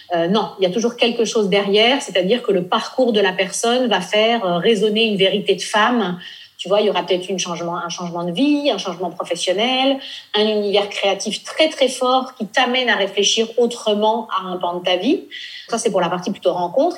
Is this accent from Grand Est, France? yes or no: no; Nice, Provence-Alpes-Côte d'Azur, France; also born or lived in Normandy / Paris; now in Italy; Moi, je suis originaire de Normandie. J'ai grandi à Nice